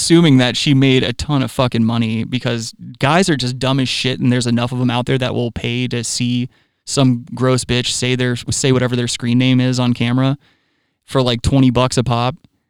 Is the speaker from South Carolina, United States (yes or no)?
yes; Myrtle Beach, South Carolina, United States; I know for a fact, like I've grown up, I grew up in Myrtle Beach.